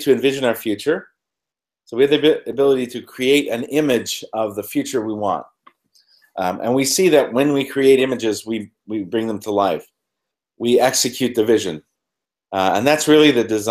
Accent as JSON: {"language": "English", "region": "Ontario", "country": "Canada", "tie": "born or raised there", "also_born_or_lived": "London", "moved": "as an adult", "said": "I was born in Canada, northern Canada, about 6 hours north of Toronto"}